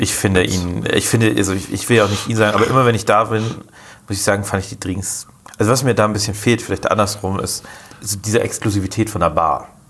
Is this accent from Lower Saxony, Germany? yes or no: yes; Rotenburg, Lower Saxony, Germany; now in Bremen, Germany; ich komme ja selber aus Rotenburg